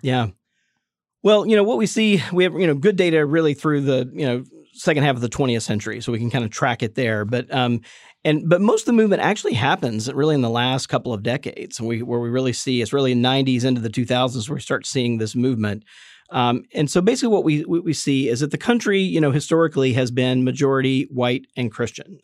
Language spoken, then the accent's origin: English; Jackson, Mississippi, United States; I grew up Southern Baptist in Mississippi